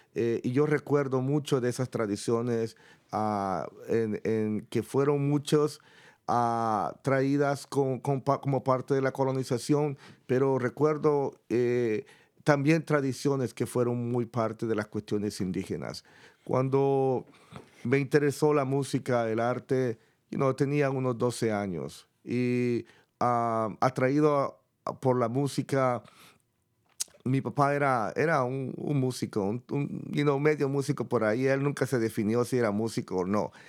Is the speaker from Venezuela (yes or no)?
no; El Salvador; moved away; Yo, por ejemplo, vengo de El Salvador, de una comunidad muy pequeña